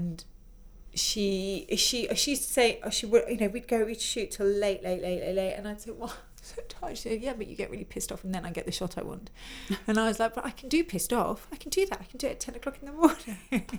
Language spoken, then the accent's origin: English; Farnham, South East England, United Kingdom; also born or lived in Rio de Janeiro, Brazil / Scotland; I grew up all over, but from the age of 12, 13, we lived in Farnham in Surrey. But I grew up, like, moved to Rio for a few years when I was very little, in Scotland, and, you know, my dad's Scottish, so...